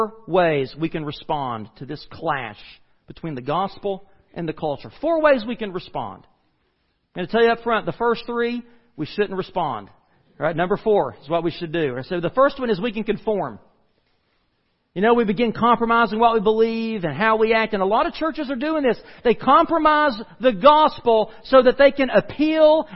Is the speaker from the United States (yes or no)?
yes; United States; we as the American church